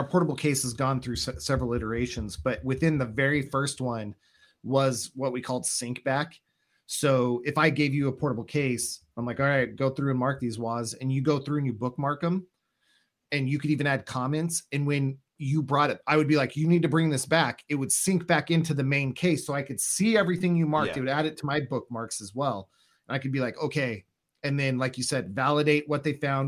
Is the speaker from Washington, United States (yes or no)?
yes; Washington, United States; moved away as an adult; also born or lived in Indiana / Ohio; I'm from Washington State